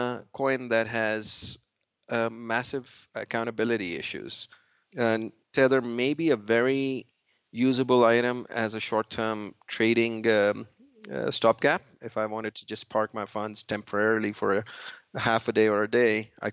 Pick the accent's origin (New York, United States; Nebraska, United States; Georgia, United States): New York, United States; I'm from New York. And in New York and Manhattan